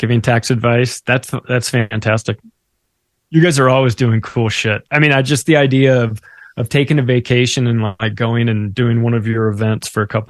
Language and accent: English; Canada; Thank God I'm a Canadian.